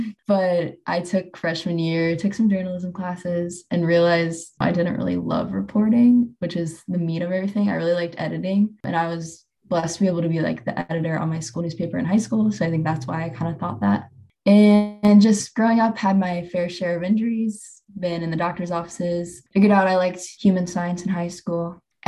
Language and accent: English; St. Charles, Missouri, United States; I'm from St. Charles, so not St. Louis.